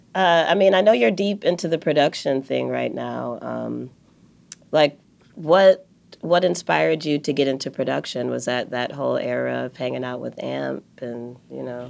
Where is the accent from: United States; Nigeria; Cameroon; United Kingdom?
United States; Rochester Hills, Michigan; also born or lived in Detroit; I was born in Detroit. I grew up in Rochester Hills, but my family are West Siders